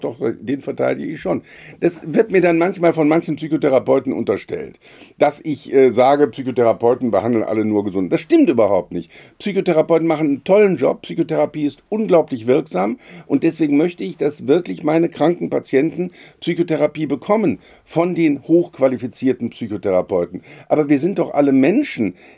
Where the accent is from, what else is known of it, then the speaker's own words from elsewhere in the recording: Rhineland, Germany; als, als Rheinländer